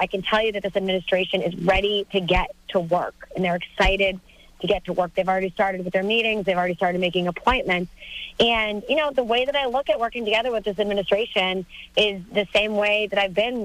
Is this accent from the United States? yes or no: yes; Methuen, Massachusetts, United States; Methuen, my hometown.